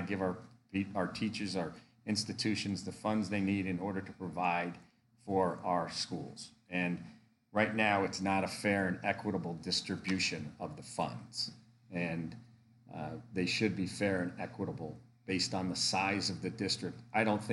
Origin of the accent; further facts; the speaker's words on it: Connecticut, United States; now in Pennsylvania, United States; I'm originally from Connecticut